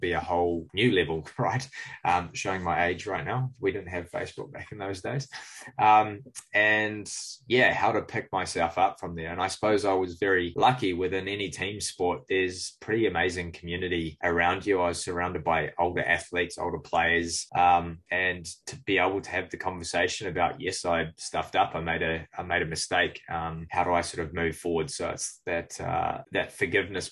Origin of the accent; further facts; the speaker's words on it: Cook Islands; now in New Zealand; growing up in the Cook Islands